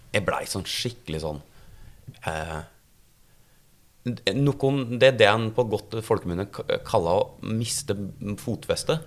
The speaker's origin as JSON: {"language": "Norwegian", "town": "Gjøvik", "region": "Innlandet", "country": "Norway", "also_born_or_lived": "Oslo", "moved": "yes", "said": "når jeg er ned fra Gjøvik"}